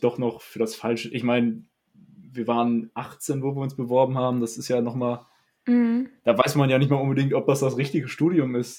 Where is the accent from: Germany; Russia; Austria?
Germany; Dinslaken, North Rhine-Westphalia; ich komme ja aus Dietzlaken